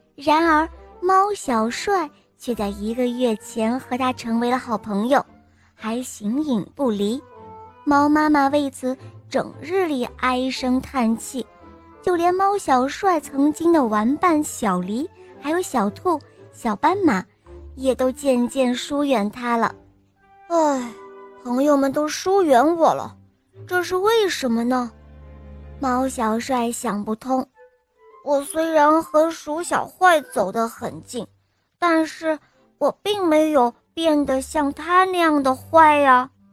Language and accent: Chinese; Wuhan, Hubei, China; 今年六岁了，我来自武汉